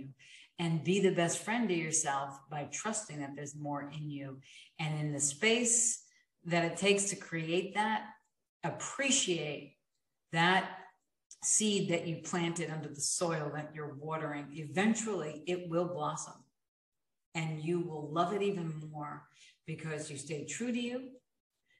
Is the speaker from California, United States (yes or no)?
no; New York, United States; I'm a New Yorker in my blood.